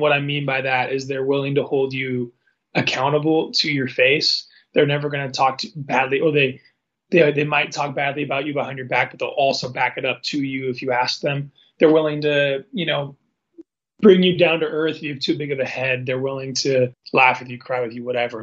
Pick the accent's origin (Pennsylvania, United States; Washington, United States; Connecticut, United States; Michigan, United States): Washington, United States; Seattle; now in Spokane, United States; I'm from Seattle